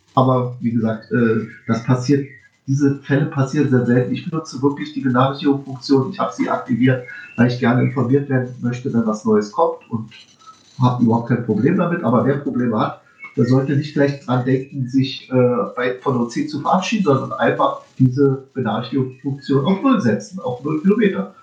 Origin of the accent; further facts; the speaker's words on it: Berlin, Germany; ich bin ja Berliner.